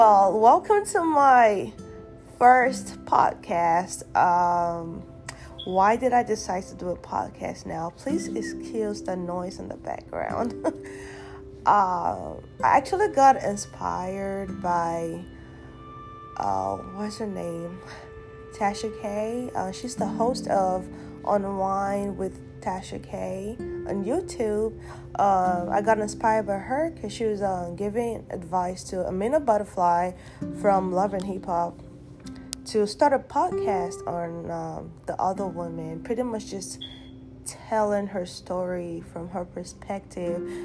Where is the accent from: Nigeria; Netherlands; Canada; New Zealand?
Nigeria; moved away as an adult; now in United States; I was born and raised in Nigeria, and I've only been in the United States for 8 years